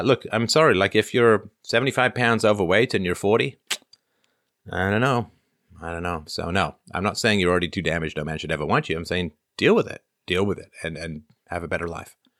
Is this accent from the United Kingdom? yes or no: yes; England, United Kingdom; I grew up in England